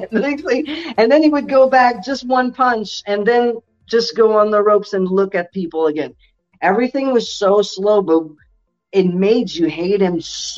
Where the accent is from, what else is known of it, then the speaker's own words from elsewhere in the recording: Quebec, Canada; moved away; also born or lived in Ontario; I was originally from Quebec, but I went to the province of Ontario and I went elsewhere